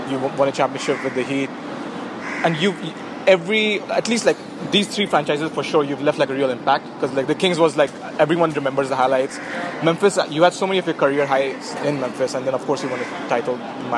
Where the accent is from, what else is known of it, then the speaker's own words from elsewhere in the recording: India; growing up in India